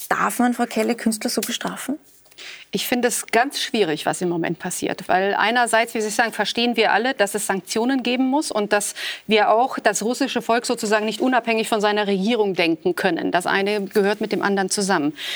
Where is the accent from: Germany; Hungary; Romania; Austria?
Romania; äh, aus der DDR, auch aus meiner Heimat, aus Rumänien